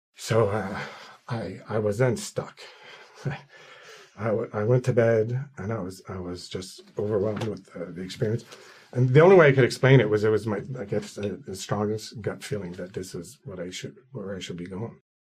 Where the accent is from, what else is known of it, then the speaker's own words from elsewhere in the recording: Quebec City, Quebec, Canada; moved away as an adult; also born or lived in Ottawa / Gatineau; I was born and raised in Quebec City, the French part of town.